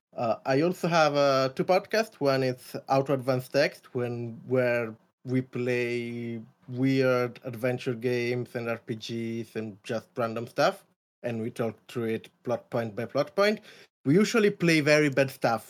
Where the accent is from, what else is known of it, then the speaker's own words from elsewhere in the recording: Italy; moved away as an adult; I'm Italian. I come from Italian. Italy. I came to the English speaking world to study game design